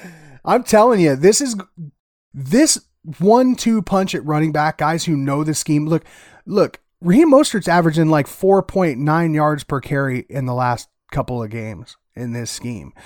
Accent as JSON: {"language": "English", "region": "central Iowa", "country": "United States", "said": "I'm from central Iowa"}